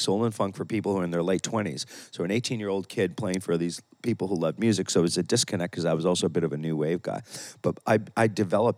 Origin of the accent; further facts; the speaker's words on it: near Toronto, Ontario, Canada; moved away as an adult; also born or lived in Italy; now in Ibiza, Spain; I grew up near Toronto